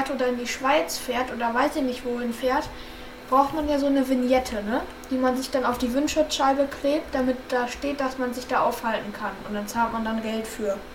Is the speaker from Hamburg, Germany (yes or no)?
no; Düsseldorf, North Rhine-Westphalia, Germany; born there; Ja, also ich wurde in Düsseldorf geboren und dann haben meine Eltern halt da in der Nähe einer größeren Stadt gewohnt. Nicht Köln